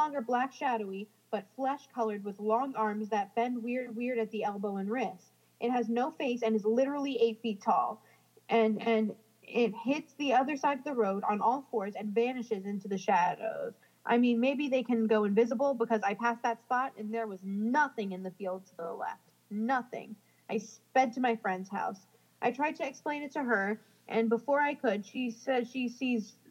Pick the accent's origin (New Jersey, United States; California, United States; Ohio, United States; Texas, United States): New Jersey, United States; moved away; I'm from New Jersey and I, you know, we don't have javelinas